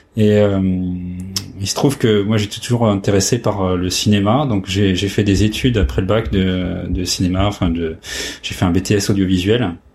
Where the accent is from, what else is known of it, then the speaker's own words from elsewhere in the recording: Compiègne, Hauts-de-France, France; je suis né euh, dans l'Oise, à Compiègne